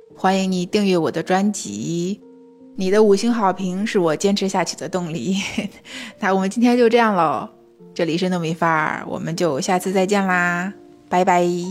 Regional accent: China; 我们大陆人民

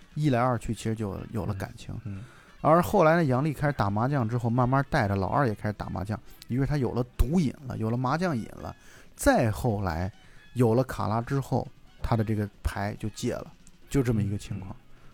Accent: China; 我们中国

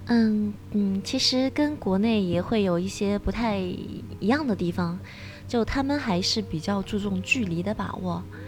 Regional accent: China; moved away as an adult; also born or lived in Japan; 我是中国人，我也有其他中国同事

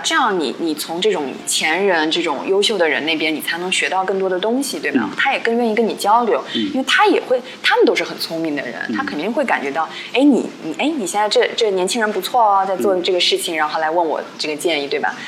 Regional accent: China; 因为我们 嗯 中国人。因为学生嘛，我们自小就是你知道，就好像怕老师

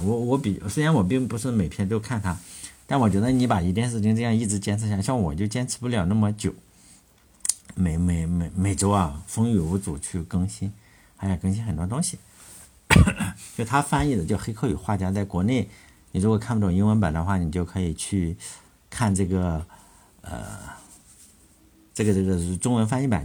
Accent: China; 我们中国人

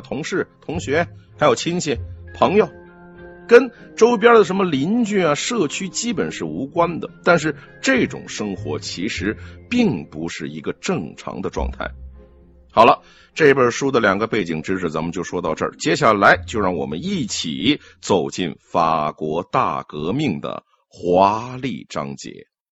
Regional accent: China; 我们中国人

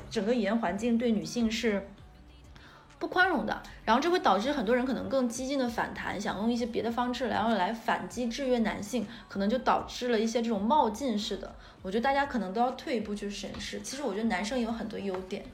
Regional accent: Northeast China, China; 我们也是东北人

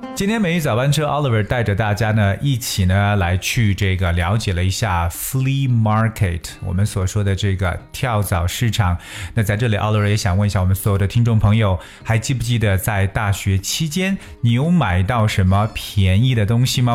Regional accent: China; 我们中国人

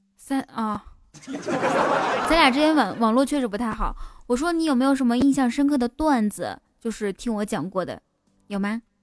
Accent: Kaifeng, Henan, China; 开封哦，开封。哎，巧了，我也是开封的

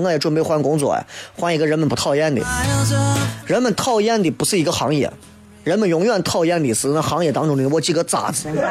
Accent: Xi'an, Shaanxi, China; 我们西安人的面

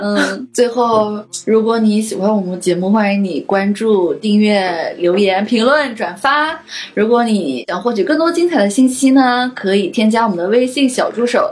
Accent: China; 我们是中国的小孩儿， 而且是独生子女

